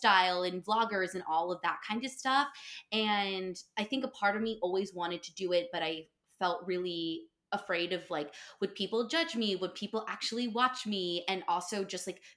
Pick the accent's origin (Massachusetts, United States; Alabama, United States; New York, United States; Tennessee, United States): New York, United States; also born or lived in North Carolina; I live right outside of NYC in Westchester, New York. And I grew up in New York